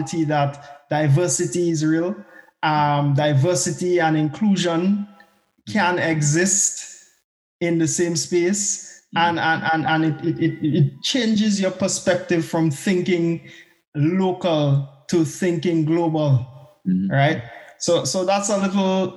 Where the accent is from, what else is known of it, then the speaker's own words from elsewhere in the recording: Grenada; moved away as an adult; also born or lived in Barbados; now in Scotland, United Kingdom; I was born in Grenada. So I am Grenadian, but I more like to think of myself as a CARICOM national. I grew up in Grenada